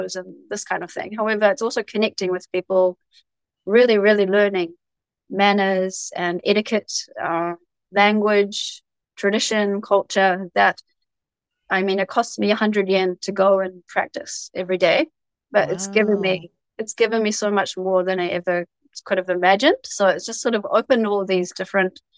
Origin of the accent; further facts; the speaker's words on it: New Zealand; also born or lived in Saitama Prefecture, Japan; now in Japan; I was just born there and raised there